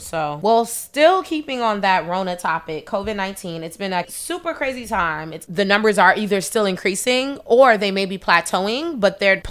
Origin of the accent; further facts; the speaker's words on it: New York, United States; as a New Yorker